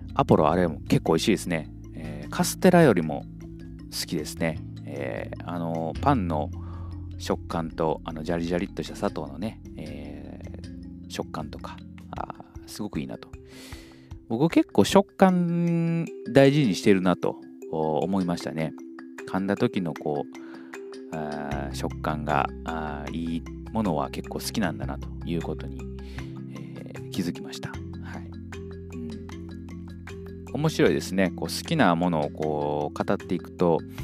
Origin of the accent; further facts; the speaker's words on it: Kyoto, Japan; moved away; 私はあの京都で育ったので